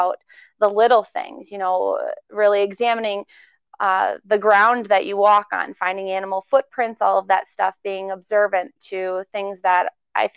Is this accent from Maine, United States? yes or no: yes; Maine, United States; I was born in Maine.